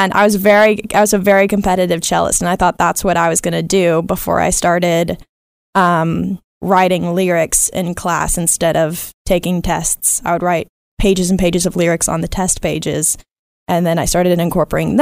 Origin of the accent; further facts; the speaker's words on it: Dallas, Texas, United States; I'm from Dallas, Texas